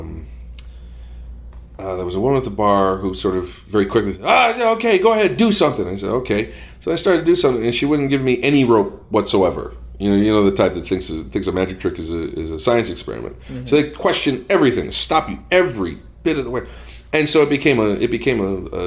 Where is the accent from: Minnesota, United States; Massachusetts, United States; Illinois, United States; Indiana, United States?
Massachusetts, United States; Boston